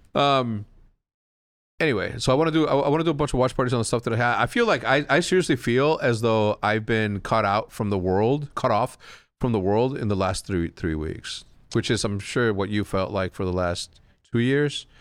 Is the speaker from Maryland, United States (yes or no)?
no; Wheeling, Illinois, United States; When I say I'm from Chicago, I'm just trying to avoid an extra ten seconds of conversation of me explaining where Wheeling, Illinois is